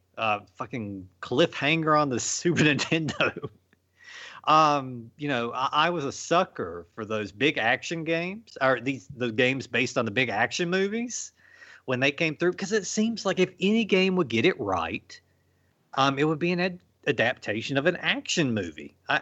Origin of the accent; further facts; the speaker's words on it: Virginia, United States; my arcade back when I was growing up in Virginia, it had next to each other.